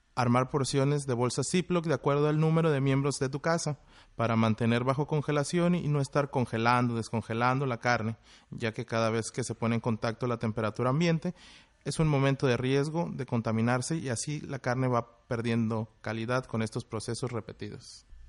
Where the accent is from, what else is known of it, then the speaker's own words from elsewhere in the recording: Monterrey, Nuevo León, Mexico; moved away as an adult; now in Tijuana, Mexico; Vengo de Monterrey, Nuevo León, y allá me estuve preparando en el Instituto Regiomontano de Hotelería